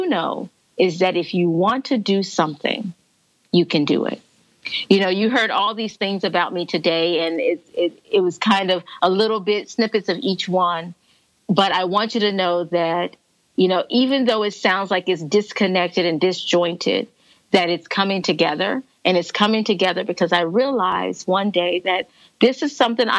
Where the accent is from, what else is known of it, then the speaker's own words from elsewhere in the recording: Corpus Christi, Texas, United States; we walked here in Corpus Christi this year. So we walked here in my hometown this year